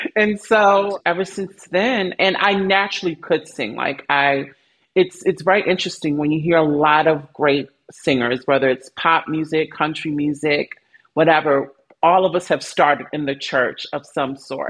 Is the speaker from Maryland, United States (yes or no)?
yes; Baltimore, Maryland, United States; moved away as an adult; also born or lived in California; I grew up in Baltimore